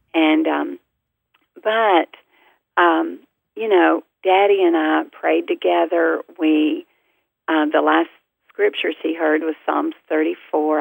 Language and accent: English; the South, United States; our family, we're from the South